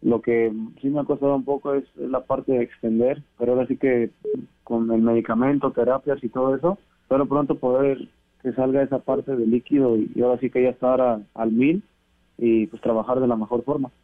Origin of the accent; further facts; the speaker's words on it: Zamora, Michoacán, Mexico; Michoacán, donde yo soy nativo